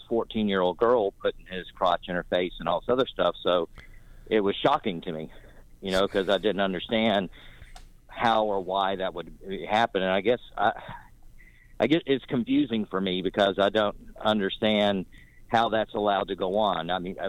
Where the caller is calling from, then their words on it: North Carolina, United States; I'm calling you from North Carolina